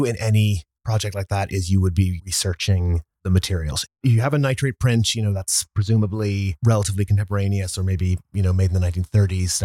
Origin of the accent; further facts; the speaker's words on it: Ireland; now in New York, United States; I am an Irish film and media preservation specialist living in New York